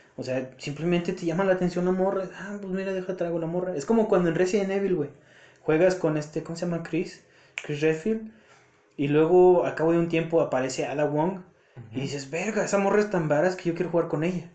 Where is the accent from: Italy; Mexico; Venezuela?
Mexico; nosotros los mexicanos